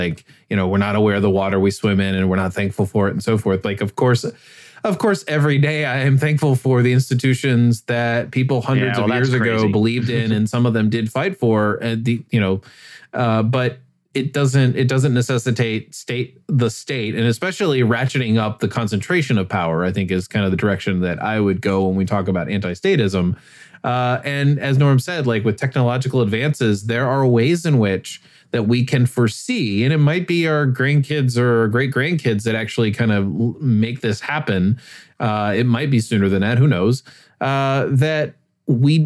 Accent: United States; I'm talking as an American

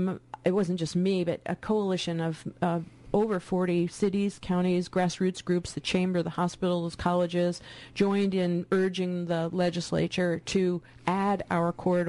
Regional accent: East Coast, United States; moved away as an adult; now in Northfield, United States; I'm from the East Coast

